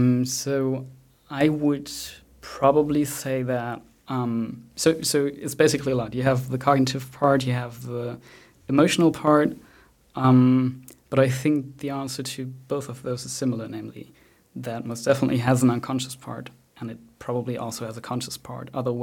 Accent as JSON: {"language": "English", "region": "Bavaria", "country": "Germany", "tie": "born or raised there", "said": "So I grew up in Bavaria, and sometimes my inner speech is Bavarian, although I do not have that accent at all."}